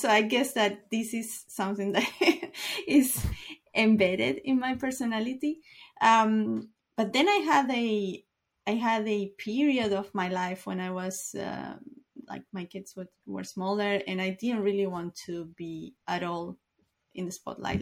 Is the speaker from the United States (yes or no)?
no; Uruguay; I am from Uruguay